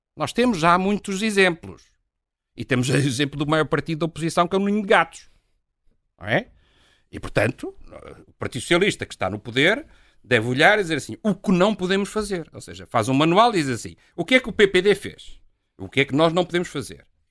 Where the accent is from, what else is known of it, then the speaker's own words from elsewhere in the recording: Trás-os-Montes, Portugal; Eu sou transmontano